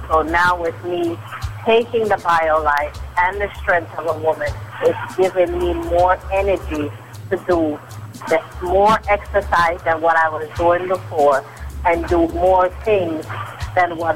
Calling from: New York City, New York, United States; I am calling you from Queens, New York.

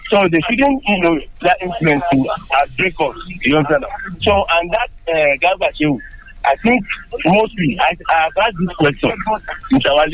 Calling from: Sango, Nigeria; I'm calling from Sango.

